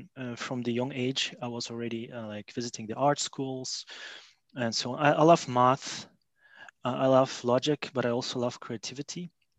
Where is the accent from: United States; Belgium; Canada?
Belgium; also born or lived in Russia; But anyways, I was born in Russia. So actually, my parents moved to Belgium when I was about 13 years old. That's more than 20 years ago.